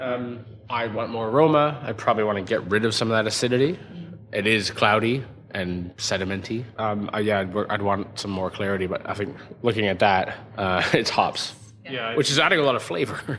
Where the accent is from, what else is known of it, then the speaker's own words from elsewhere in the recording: Toronto, Ontario, Canada; now in London, United Kingdom; I grew up in Toronto, Canada.